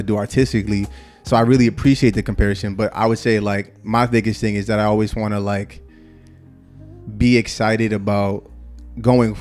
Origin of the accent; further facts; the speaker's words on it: Boston, Massachusetts, United States; now in Los Angeles, United States; I'm from Boston, Massachusetts